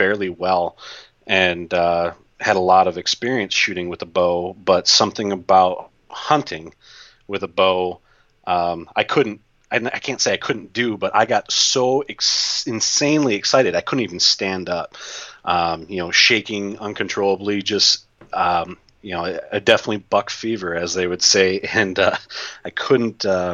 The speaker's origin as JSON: {"language": "English", "region": "Wisconsin", "country": "United States", "said": "I'm from Wisconsin"}